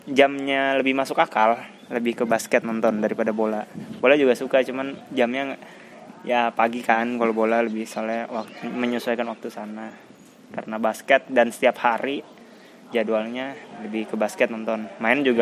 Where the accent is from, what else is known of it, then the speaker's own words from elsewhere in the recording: Tangerang, Banten, Indonesia; dari kecil dari dari lahir sampai SMA Tangerang dan kuliah di Semarang.